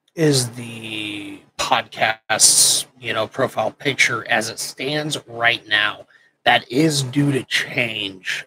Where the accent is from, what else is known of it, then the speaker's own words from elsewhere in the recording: Nebraska, United States; moved away as an adult; also born or lived in Camp Pendleton; I grew up in Nebraska